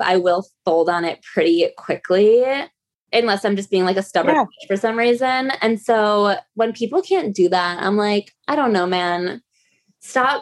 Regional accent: outside Chicago, Illinois, United States; now in New York, United States; I'm like from the Midwest, but I'm from like outside Chicago

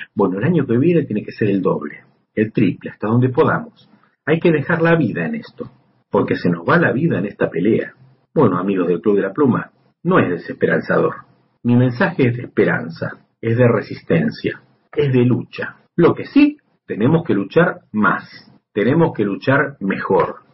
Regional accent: Argentina; also born or lived in Buenos Aires; En mi país

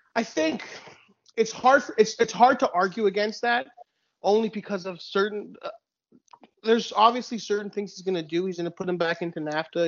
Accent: Laval, Quebec, Canada; also born or lived in Dollard-des-Ormeaux; my one of some of my youngest memories are you know 1996 95 whatever the referendum we're yeah. living in we're living in laval at the time

